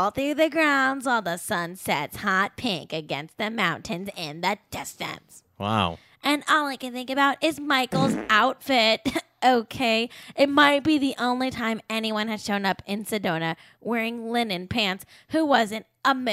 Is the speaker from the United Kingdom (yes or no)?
yes; United Kingdom; I I am British and therefore I expect everyone to sleep in only shirts that have TERFy slogans on